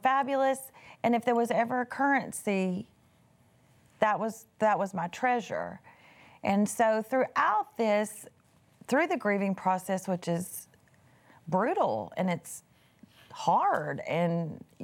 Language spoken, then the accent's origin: English; East Texas, United States; I was raised in East Texas.